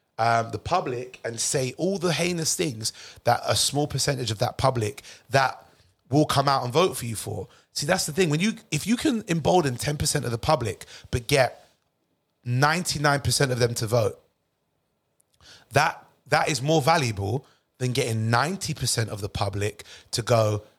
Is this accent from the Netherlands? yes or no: no; United Kingdom; I love that where I'm born. I love the fact I'm British. I love understanding the culture.